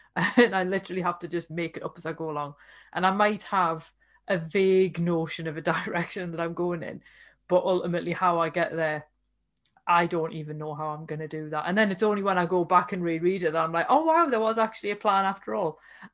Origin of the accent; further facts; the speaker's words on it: United Kingdom; by dint of being British